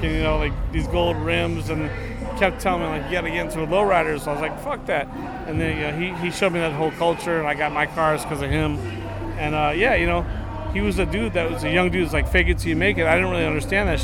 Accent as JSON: {"language": "English", "town": "New Orleans", "region": "Louisiana", "country": "United States", "tie": "born or raised there", "also_born_or_lived": "Los Angeles / Palos Verdes", "moved": "yes", "said": "I was born and raised in New Orleans, and my career is Los Angeles"}